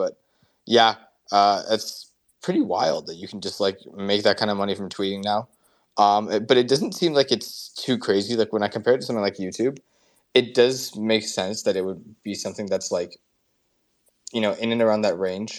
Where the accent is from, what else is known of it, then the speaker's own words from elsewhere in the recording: United States; I always get a lot of FOMO for being an American whenever you guys talk about, like, you know, all these places.